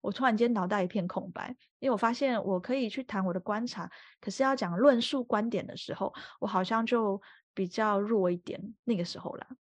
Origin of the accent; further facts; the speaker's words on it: Taiwan; now in France; 我自己就是台湾人出生嘛